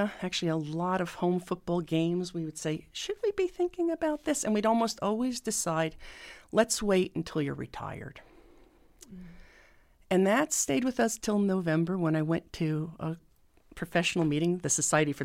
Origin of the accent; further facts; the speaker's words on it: New Jersey, United States; now in Indiana, United States; I'm from New Jersey